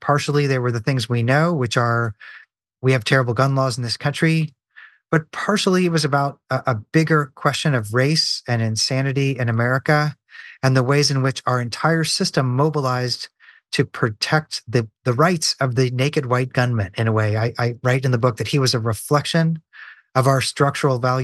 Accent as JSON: {"language": "English", "town": "Nashville", "region": "Tennessee", "country": "United States", "tie": "born or raised there", "said": "my hometown, Nashville, Tennessee"}